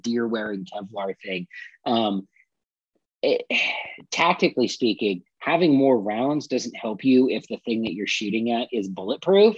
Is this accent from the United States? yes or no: yes; California, United States; I'm from California